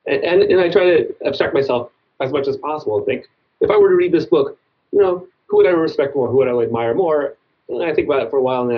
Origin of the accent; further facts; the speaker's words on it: New York, United States; I was born in New York City, but we moved to kind of a rural part of Long Island when I was young, and we had woods that I would go through every day